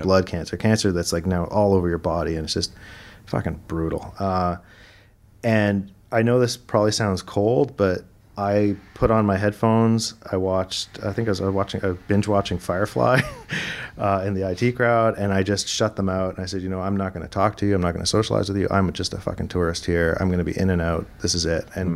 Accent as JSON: {"language": "English", "town": "Toronto", "region": "Ontario", "country": "Canada", "also_born_or_lived": "Vancouver", "moved": "as an adult", "lives_now": "Toronto, Canada", "said": "I'm originally from Toronto. All my family's from Toronto"}